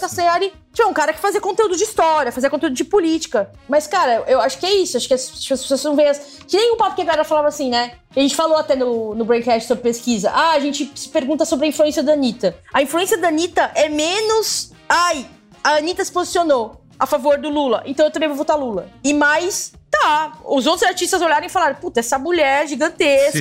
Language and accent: Portuguese; ABC Paulista, São Paulo, Brazil; eu que sou da ABC